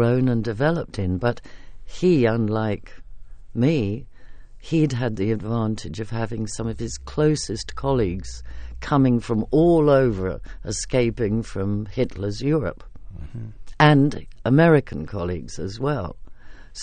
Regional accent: England, United Kingdom

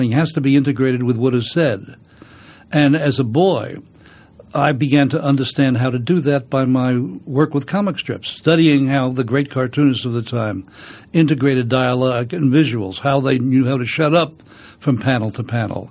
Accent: New York City, New York, United States; I was brought up in the Bronx

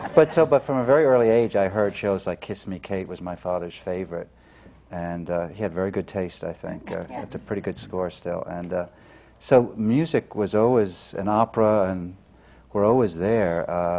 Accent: Corpus Christi, Texas, United States; moved away as an adult; I grew up in Corpus Christi, which certainly didn't have an opera company.

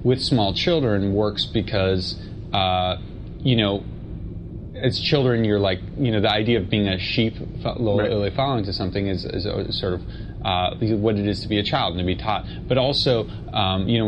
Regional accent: New York City, New York, United States; I grew up in Manhattan

